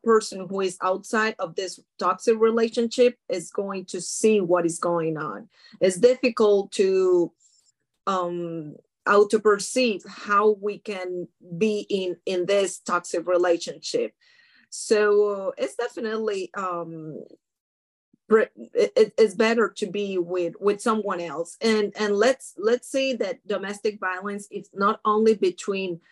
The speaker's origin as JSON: {"language": "English", "country": "Colombia", "tie": "born or raised there", "also_born_or_lived": "France", "moved": "as an adult", "lives_now": "United States", "said": "Legally here, I came here 13 years ago, and I was born in Colombia"}